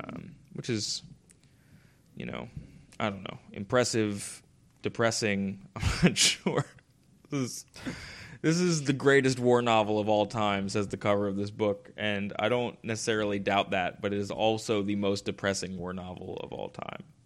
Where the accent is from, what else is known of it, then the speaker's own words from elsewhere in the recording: United States; myself as an American